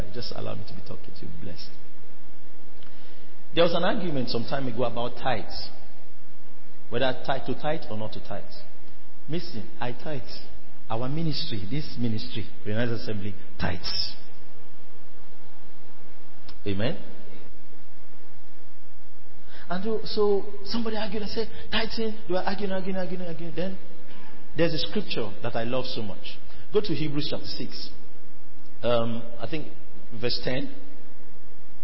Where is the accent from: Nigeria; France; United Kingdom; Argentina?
Nigeria; I'm Nigerian